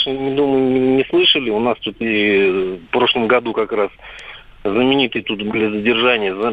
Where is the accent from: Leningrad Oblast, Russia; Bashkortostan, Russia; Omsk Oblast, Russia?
Bashkortostan, Russia; Salavat; как раз с этого города, это мой родной город